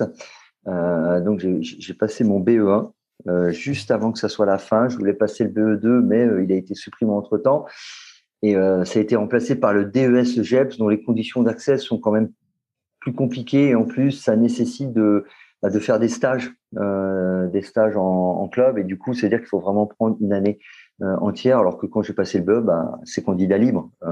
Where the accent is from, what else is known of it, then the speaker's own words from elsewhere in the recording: Lyon, Auvergne-Rhône-Alpes, France; moved away as an adult; now in Paris, France; je suis né à Lyon et j'ai grandi euh, à Lyon jusqu'à mes. J'avais presque, je pense, j'avais presque 25